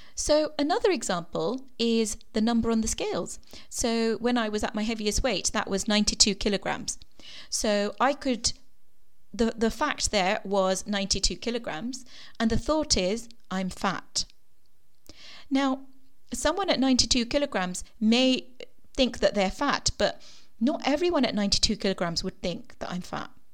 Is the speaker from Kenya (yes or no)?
yes; Kenya; moved away; I was born in Kenya